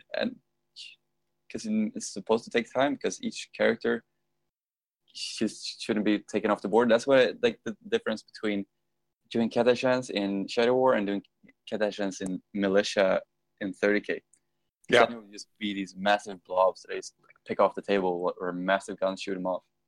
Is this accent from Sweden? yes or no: yes; middle of Sweden, central Sweden, Sweden; moved away; I love being back home though. It's just so so good because it's like in the middle of Sweden, in the middle of fucking nowhere